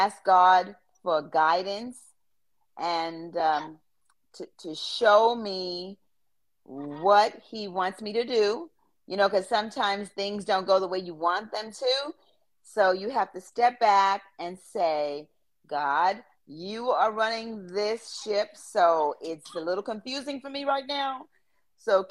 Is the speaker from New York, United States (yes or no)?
yes; New York City, New York, United States; moved away; I'm originally from Brooklyn, New York